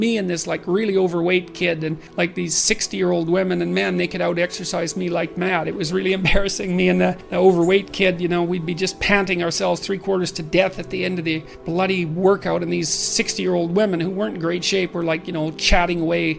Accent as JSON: {"language": "English", "town": "Fairview", "region": "Alberta", "country": "Canada", "tie": "born or raised there", "said": "I was from Northern Alberta, this rough little town up in Northern Alberta called Fairview."}